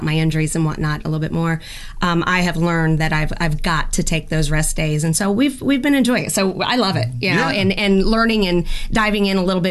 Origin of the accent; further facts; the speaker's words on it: Lilburn, Georgia, United States; moved away; also born or lived in Maryland / Sarasota, Florida; we moved from Maryland to Lilburn, Georgia, where I was raised